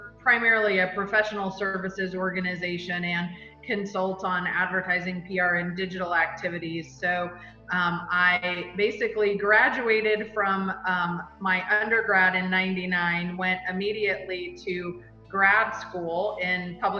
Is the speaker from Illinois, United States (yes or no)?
no; Bloomington, Indiana, United States; Bloomington, Indiana, which was my hometown.